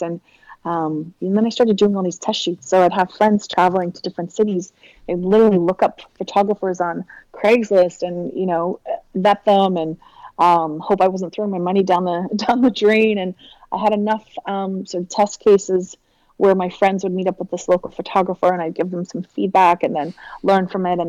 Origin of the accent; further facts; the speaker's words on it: Victoria, British Columbia, Canada; I grew up on Vancouver Island, so Victoria, BC, which is pretty much as far west coast as you can get in Canada